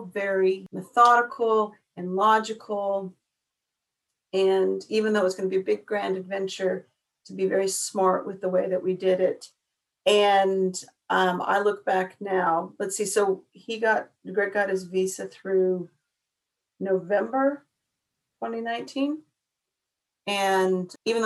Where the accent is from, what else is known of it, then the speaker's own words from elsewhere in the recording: New Mexico, United States; moved away as an adult; also born or lived in Western Australia; now in Australia; I was born and raised in New Mexico